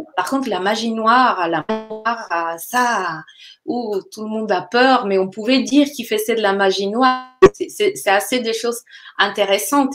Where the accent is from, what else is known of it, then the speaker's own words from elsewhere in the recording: Colombia; moved away; je viens de la Colombie